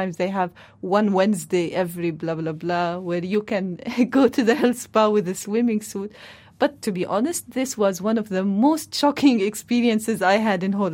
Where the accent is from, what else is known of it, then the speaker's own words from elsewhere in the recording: Palestine; moved away as an adult; now in Netherlands; I'm Palestinian, so before coming to the Netherlands, I was all the time living in Palestine, and actually the Netherlands is the first station in my life outside my home country, Palestine